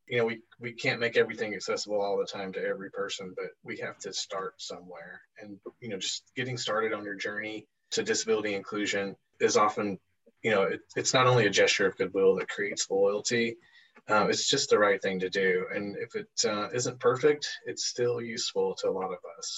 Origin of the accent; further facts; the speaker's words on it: Seattle, Washington, United States; SEA is my hometown airport. Those uh, who have listened to the podcast before know I'm from Seattle.